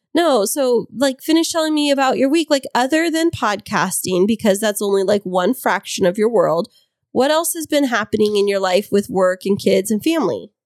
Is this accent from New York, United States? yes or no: no; Fresno, California, United States; now in San Diego, United States; I'm from the Fresno area